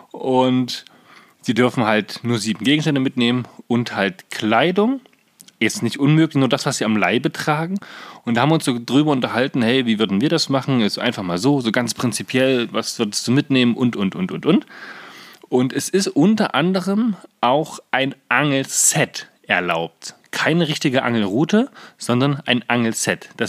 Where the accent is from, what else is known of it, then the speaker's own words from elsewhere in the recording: Saxony-Anhalt, Germany; gibt es einen jungen Mann aus Magdeburg, was ja quasi die Landeshauptstadt von Sachsen-Anhalt ist. Und wir sind ja aus Sachsen-Anhalt.